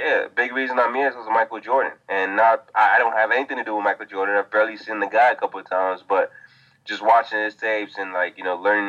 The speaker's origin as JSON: {"language": "English", "country": "Nigeria", "tie": "born or raised there", "also_born_or_lived": "Atlanta, Georgia, United States", "moved": "yes", "said": "I was born in Atlanta, but my family is Nigerian. So I grew up in Nigeria for a decent amount of time."}